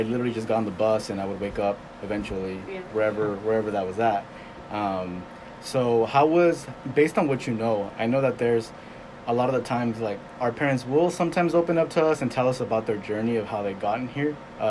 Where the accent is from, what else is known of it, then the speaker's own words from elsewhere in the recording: California, United States; now in Arkansas, United States; I come from California